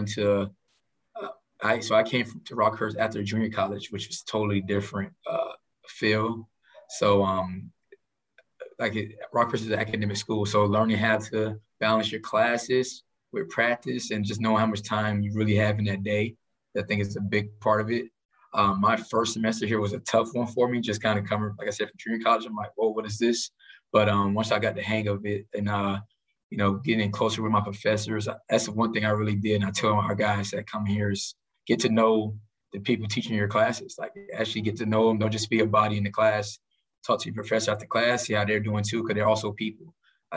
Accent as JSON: {"language": "English", "town": "Miami", "region": "Florida", "country": "United States", "moved": "as an adult", "lives_now": "Kansas City, United States", "said": "I'm originally from Miami, Florida"}